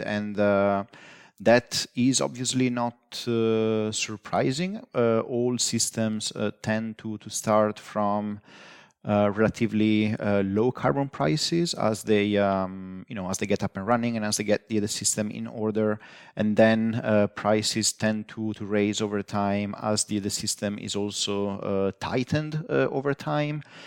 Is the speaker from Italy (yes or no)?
yes; northeastern Italy, Italy; moved away; I grew up in, uh, northeastern, uh, Italy